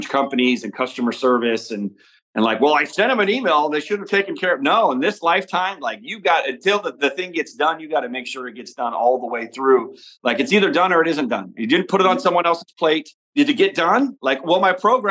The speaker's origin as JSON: {"language": "English", "town": "Omaha", "region": "Nebraska", "country": "United States", "tie": "born or raised there", "said": "we grew up in Omaha, Nebraska, and it's all football"}